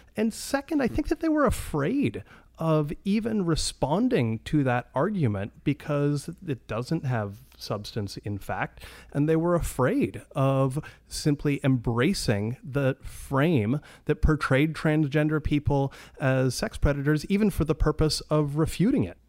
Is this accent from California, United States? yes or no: no; Washington, United States; I'm from Washington State